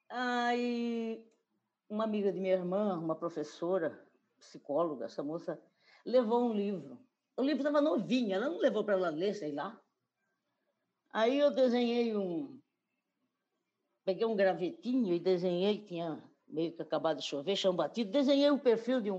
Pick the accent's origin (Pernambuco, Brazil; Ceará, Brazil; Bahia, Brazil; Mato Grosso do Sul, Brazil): Mato Grosso do Sul, Brazil; Corumbá; also born or lived in Campo Grande; now in Cuiabá, Brazil; moro em, em Cuiabá, nasci em Corumbá, em 1946